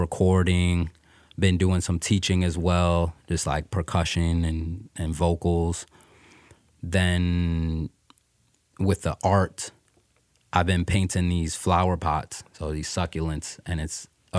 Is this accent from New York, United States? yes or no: yes; New York City, New York, United States; also born or lived in Coney Island; now in San Diego, United States; I'm originally from Brooklyn, New York.